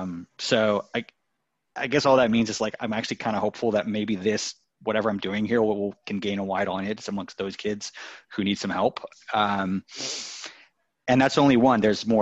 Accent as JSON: {"language": "English", "town": "New York City", "region": "New York", "country": "United States", "tie": "born or raised there", "said": "I grew up in the New Yorker Hotel as well, or I was born in the New Yorker Hotel."}